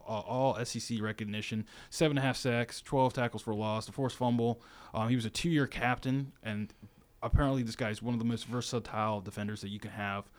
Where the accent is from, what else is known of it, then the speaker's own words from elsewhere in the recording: Virginia, United States; now in Tuscaloosa, United States; my hometown, Virginia